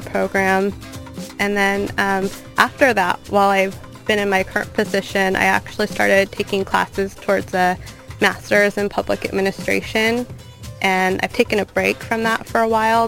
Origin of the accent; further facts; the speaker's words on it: Long Beach, California, United States; I'm from Long Beach. I went to school in Long Beach